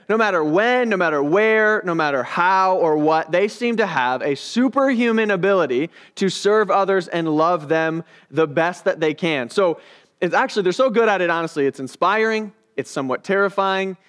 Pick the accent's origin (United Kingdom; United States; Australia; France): United States; I'm an American.